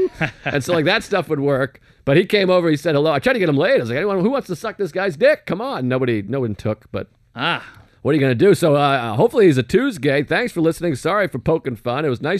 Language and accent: English; Boston, Massachusetts, United States; moved away; we drive up to Beantown. Now, that's my hometown, of course.